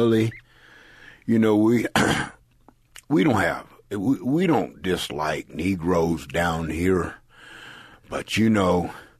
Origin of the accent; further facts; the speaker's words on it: San Jose, California, United States; I grew up in San Jose, California.